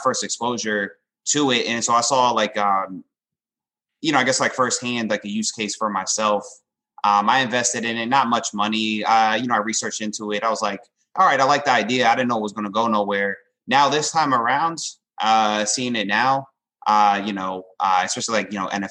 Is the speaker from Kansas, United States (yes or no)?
no; New York, United States; moved away as an adult; now in West Palm Beach, United States; I'm originally from New York.